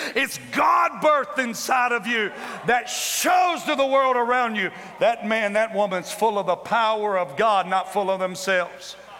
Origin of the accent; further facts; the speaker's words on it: the Bible Belt, United States; I'm from the Bible Belt